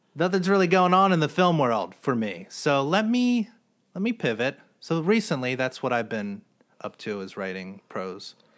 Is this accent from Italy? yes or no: no; New Jersey, United States; also born or lived in Philadelphia / New York; now in Los Angeles, United States; I'm from New Jersey.